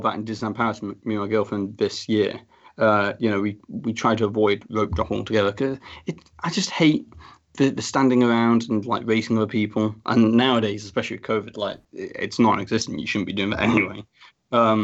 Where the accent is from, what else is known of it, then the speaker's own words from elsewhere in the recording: United Kingdom; I'm a British person